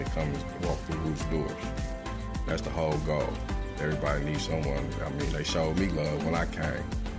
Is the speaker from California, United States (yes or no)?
yes; Oakland, California, United States; I was born and raised in West Oakland, California.